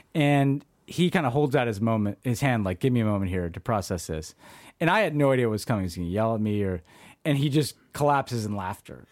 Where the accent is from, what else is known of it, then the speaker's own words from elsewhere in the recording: United States; as an American